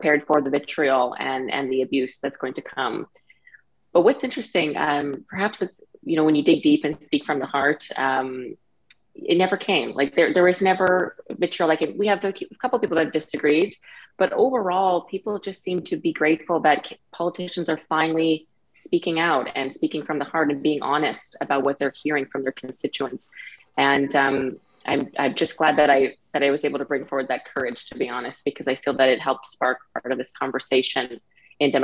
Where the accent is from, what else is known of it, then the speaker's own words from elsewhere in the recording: Canada; as a Canadian and as a patriot of this country